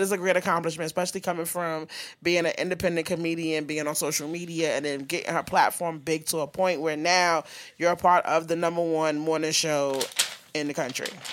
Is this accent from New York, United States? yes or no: yes; New York, United States; I'm from New York